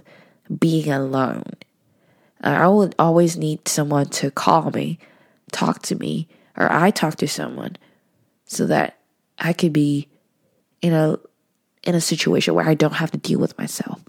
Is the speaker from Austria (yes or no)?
no; Hong Kong; moved away as an adult; now in Vancouver, Canada; I wasn't originally from Vancouver. I was from Hong Kong. So I have to study abroad. And I went to UBC.